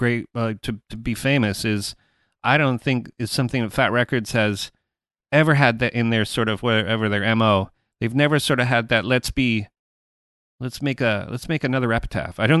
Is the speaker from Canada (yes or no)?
yes; Canada; I'm Canadian